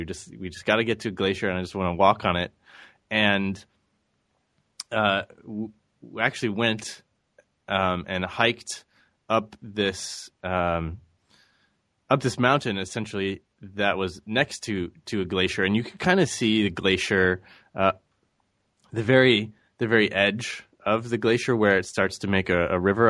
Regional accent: St. Louis, Missouri, United States; I grew up in Saint Louis, Missouri

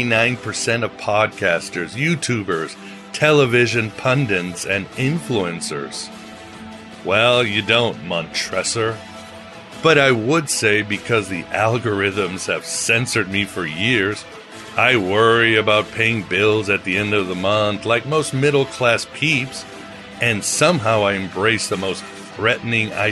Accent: Portugal; my home country of Portugal

